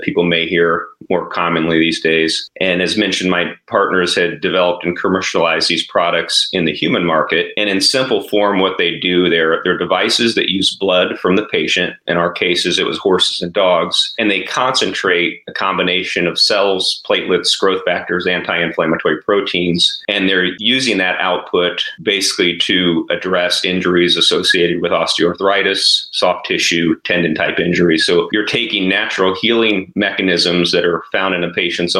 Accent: Jennings County, Southern Indiana, United States; moved away as an adult; also born or lived in Twin Cities, Minnesota; I grew up in Southern Indiana, actually Jennings County is the area that I grew up

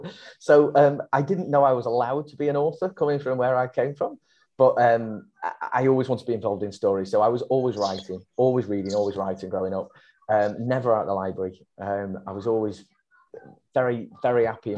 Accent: Warrington, North West England, United Kingdom; where I grew up in the Warrington area of the Northwest

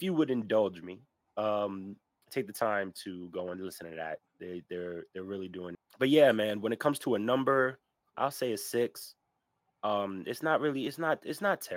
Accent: New York, United States; now in New Jersey, United States; I am a New Yorker through and through.

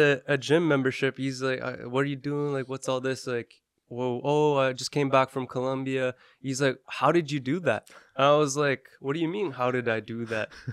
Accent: Canada; We're from Canada

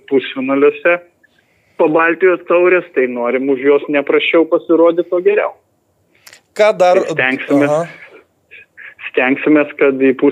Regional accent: Lithuania; mes lietuviai geriausiai esame

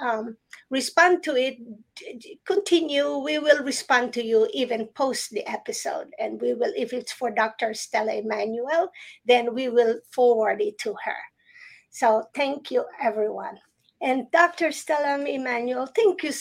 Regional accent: Philippines; moved away; I grew up in the Philippines

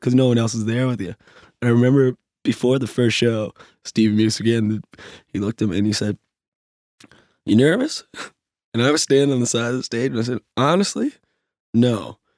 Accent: Glace Bay, Nova Scotia, Canada; now in Halifax, Canada; I'm from Glace Bay and I have more friends in Halifax from Glace Bay who I grew up

